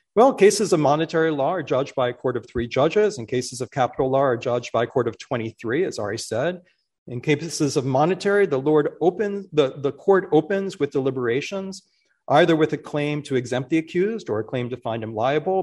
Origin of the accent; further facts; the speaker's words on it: Philadelphia, Pennsylvania, United States; It's my hometown. It's always been difficult to be from the city that by far most incarcerates people in this country for a large city. I grew up in that city